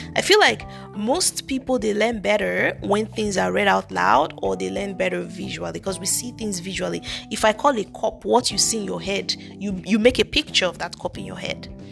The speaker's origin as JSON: {"language": "English", "country": "Nigeria", "accent": "thick Nigerian", "said": "I have a thick Nigerian accent"}